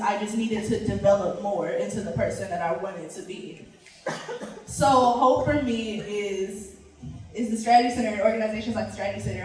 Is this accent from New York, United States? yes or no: no; Los Angeles, California, United States; I'm from South